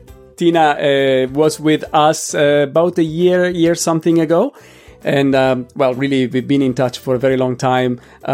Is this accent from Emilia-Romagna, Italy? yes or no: no; Milan, Lombardy, Italy